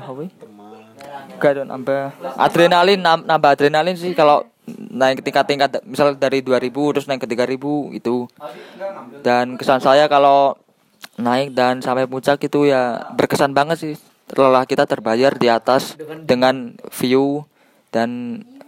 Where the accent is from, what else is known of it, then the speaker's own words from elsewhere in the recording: Ngawi, East Java, Indonesia; also born or lived in Semarang; asal Ngawi, kuliah di Semarang